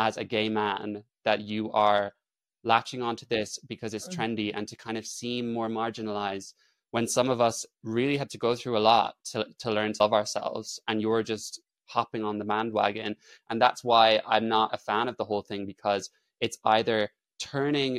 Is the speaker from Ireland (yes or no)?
yes; Ireland; I'm Irish, so I grew up in, like, you know, rural, kind of largely conservative.